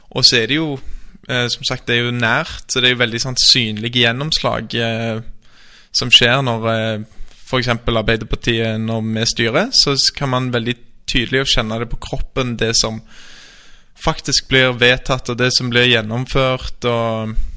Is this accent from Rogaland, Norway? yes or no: yes; Stavanger, Rogaland, Norway; moved away as an adult; also born or lived in Oslo; Jeg er født og oppvokst i Stavanger